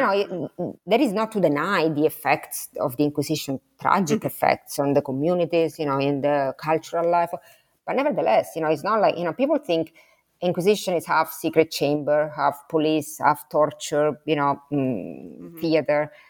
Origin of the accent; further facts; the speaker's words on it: Sicily, Italy; English is a second language; moved away; I'm from Sicily, so I'm next door to Calabria